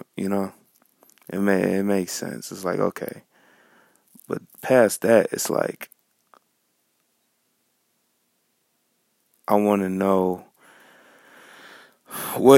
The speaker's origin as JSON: {"language": "English", "town": "Farmington Hills", "region": "Michigan", "country": "United States", "said": "I'm from Farmington Hills, Michigan"}